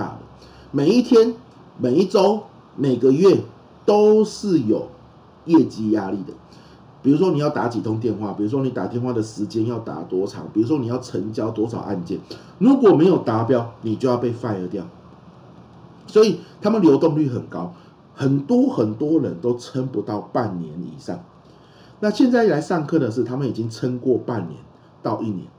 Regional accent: Pingtung County, Taiwan; 我就会回屏东住，我老家在屏东嘛。那我跟大家分享，就是我老家是养虾子的啊，养虾子。

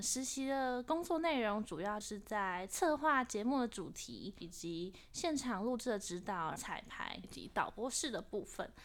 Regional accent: Taiwan; 工作人员姐姐她就听到我们的口音，就说：“哎、你们是台湾来的吗？”我们说是

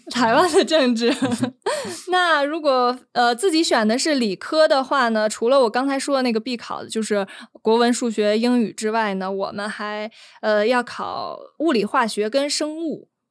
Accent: Beijing, China; 也因此我们北京人经常被骂的一点

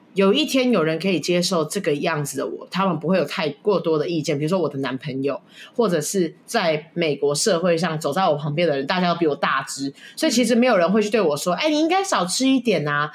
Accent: Taiwan; moved away as an adult; also born or lived in United States; 我们跟我妈妈都是在台湾生活长大

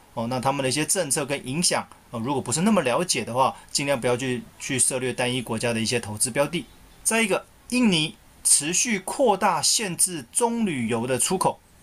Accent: Taiwan; 我们台湾这边

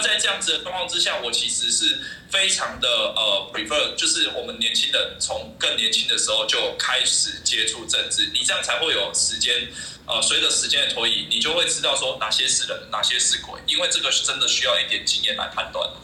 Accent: Taiwan; 以前都是国民党对我们台湾人

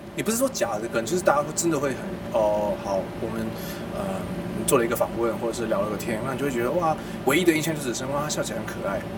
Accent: Kaohsiung, Taiwan; 我小时候是在高雄

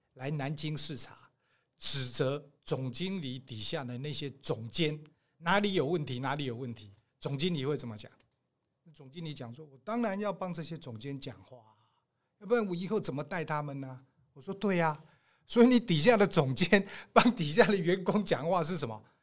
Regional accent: Taiwan; 我台湾人啊，嗯。传统的那个类似道，像佛又不像道的那种

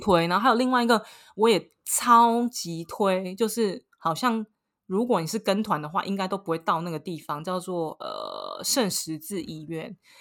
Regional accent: Taiwan; now in Paris, France; 身为一个台湾人

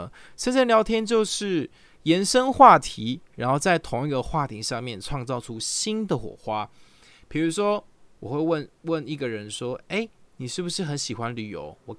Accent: Taichung, Taiwan; 对方问你说你是哪里人？我说我是台中人，他就说真的假的？我也是台中人呢。你住哪一条路啊？我就会说，哎，我住呃逢甲的河南路。

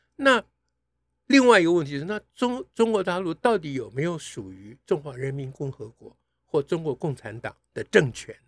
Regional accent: Taiwan; 我们台湾人

